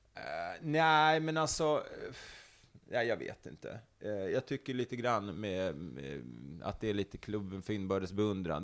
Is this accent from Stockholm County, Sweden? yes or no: yes; Stockholm, Stockholm County, Sweden; also born or lived in Älvsjö; Jag är upp, eh, uppvuxen inte så långt härifrån där vi sitter och spelar in det här, mm. eh, i Högdalen